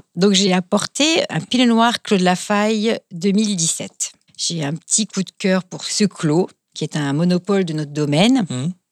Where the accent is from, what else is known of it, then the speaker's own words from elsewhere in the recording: Kaysersberg, Grand Est, France; je suis native de Kaisersberg qui est un, petit village euh, très sympathique euh, au demeurant, qui se trouve donc au pied du Schlossberg